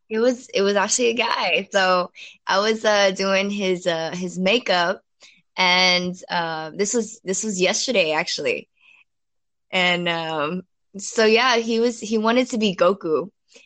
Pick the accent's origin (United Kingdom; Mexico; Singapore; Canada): Singapore; born there; Yeah, so I was actually born here. So technically this is my home country, right?